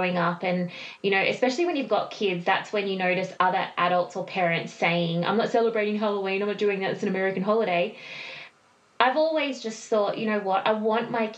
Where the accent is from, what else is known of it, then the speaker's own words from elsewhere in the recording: Australia; we are from Australia